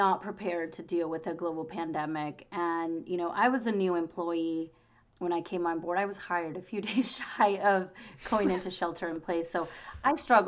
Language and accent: English; Boyes Hot Springs, California, United States; I grew up in the Springs. I grew up in the Valley